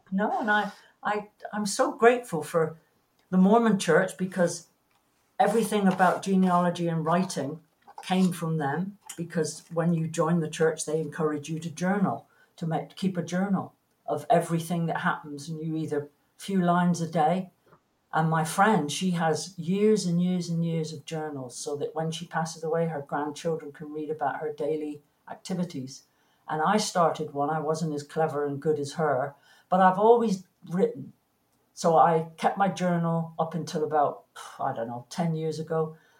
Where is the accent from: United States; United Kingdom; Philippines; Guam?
United Kingdom; England; moved away; And it was then I realized I'm not English anymore. I forgot that when you plug anything in the UK, you have to put the switch down to turn on the power.